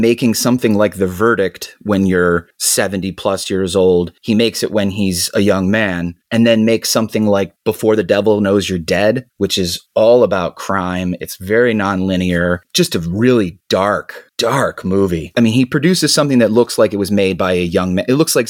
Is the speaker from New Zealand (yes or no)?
no; Ireland; Maybe because I'm Irish and we all have a deep sadness.